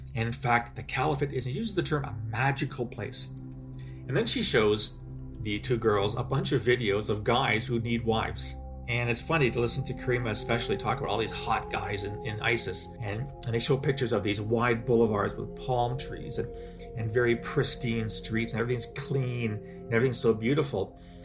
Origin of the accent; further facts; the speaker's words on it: Canada; speaking as a Canadian, I've seen here in my, my own country